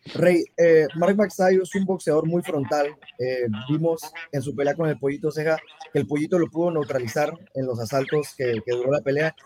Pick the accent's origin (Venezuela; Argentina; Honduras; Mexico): Mexico; yo soy, yo soy mexicano